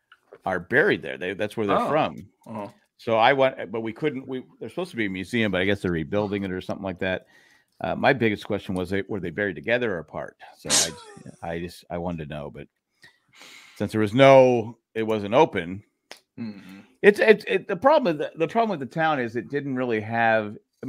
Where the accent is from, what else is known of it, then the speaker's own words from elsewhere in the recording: San Diego, California, United States; I grew up in Claremont.